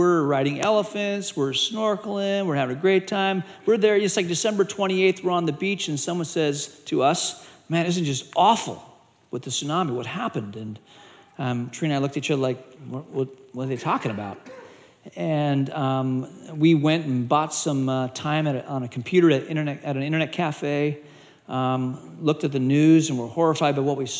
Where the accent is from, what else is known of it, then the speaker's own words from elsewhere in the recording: Malaysia; And I grew up in Asia. I went to boarding school in Malaysia.